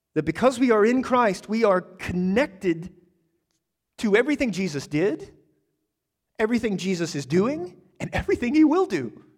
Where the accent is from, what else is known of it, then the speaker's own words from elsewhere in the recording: United States; I'm an American